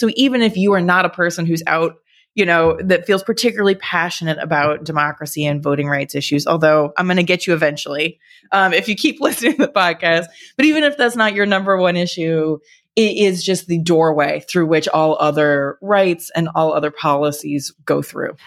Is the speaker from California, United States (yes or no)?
no; Texas, United States; my home state of Texas